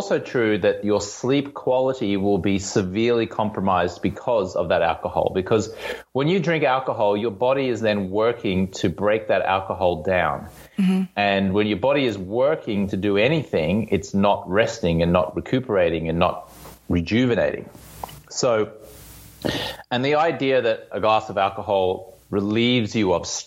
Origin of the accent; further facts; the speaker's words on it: Australia; also born or lived in London, United Kingdom; now in Venice Beach, United States; I'm Australian-American. I live in Venice Beach, California.